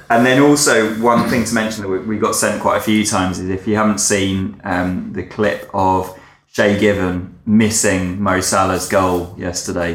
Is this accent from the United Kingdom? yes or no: yes; Essex, East of England, United Kingdom; I grew up in Essex